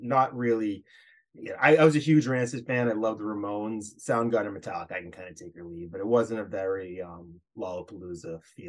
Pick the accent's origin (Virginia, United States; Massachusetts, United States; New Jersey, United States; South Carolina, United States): Massachusetts, United States; Hopkinton; now in Amherst, United States; we grew up around the Hopkinton area, so where the Boston Marathon starts. It's 26.2 miles away from Boston